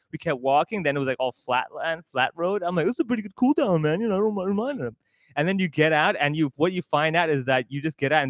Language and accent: English; Hong Kong; I'm born and raised in Hong Kong. I have a Hong Kong ID card, all the full-blown stuff.